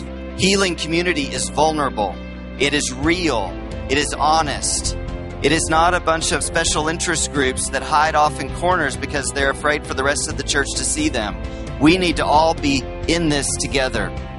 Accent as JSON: {"language": "English", "town": "Austin", "region": "Texas", "country": "United States", "tie": "born or raised there", "moved": "yes", "lives_now": "San Francisco, United States", "said": "I grew up here in Austin, so it's good to be home."}